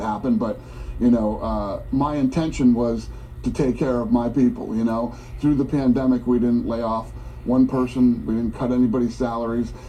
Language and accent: English; United States; I'm an American. That's how I grew up